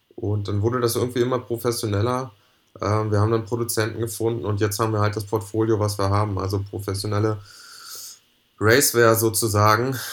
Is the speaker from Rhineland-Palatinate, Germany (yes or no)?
no; Lüneburg Heath, Lower Saxony, Germany; ich bin ähm, in der Lüneburger Heide groß geworden